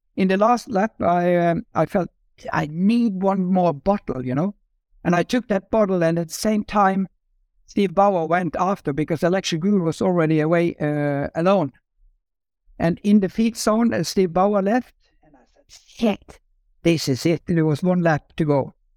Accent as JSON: {"language": "English", "country": "Norway", "tie": "born or raised there", "said": "I grew up in Norway"}